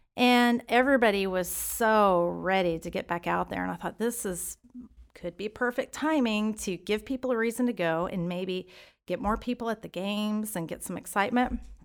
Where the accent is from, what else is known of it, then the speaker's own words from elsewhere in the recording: Stephenville, Texas, United States; moved away as an adult; now in Keller, United States; I'm from Stephenville, Texas